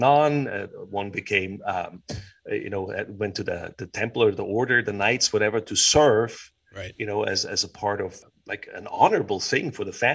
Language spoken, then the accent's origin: English; Switzerland; also born or lived in United States; As a Swiss